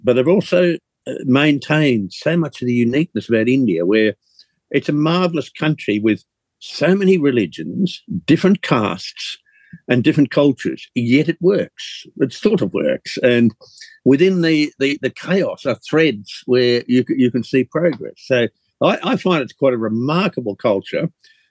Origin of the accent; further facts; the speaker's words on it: Australia; I was born in Australia, therefore I'm an Indigenous